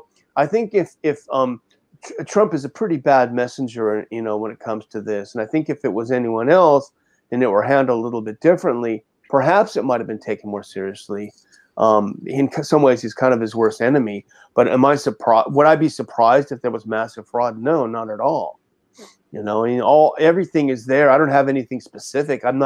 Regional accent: Southern California, United States; moved away as an adult; also born or lived in Berkeley / San Francisco / Europe / Washington, D.C.; I grew up in Southern California, went to school at Berkeley, and stayed in San Francisco for a little while

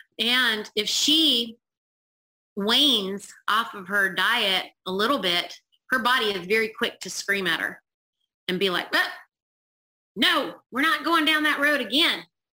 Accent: India; And I know I'm Indian and I can tolerate the sun a lot more

